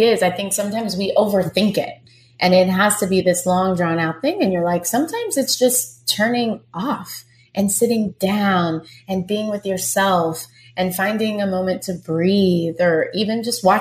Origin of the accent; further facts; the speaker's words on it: Texas, United States; I'm from Texas.